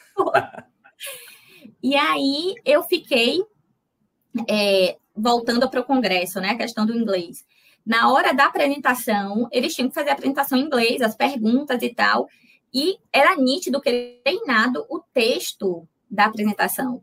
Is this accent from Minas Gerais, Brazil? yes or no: no; Itabuna, Bahia, Brazil; moved away as an adult; now in Salvador, Brazil; eu sou de Itabuna. De Itabuna. Eu sou de Itabuna, fiz a faculdade na UESC, que é Ilhéus, né, do lado